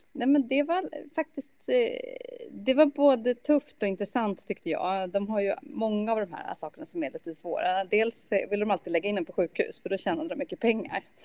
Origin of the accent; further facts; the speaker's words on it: Sweden; also born or lived in Germany; som svensk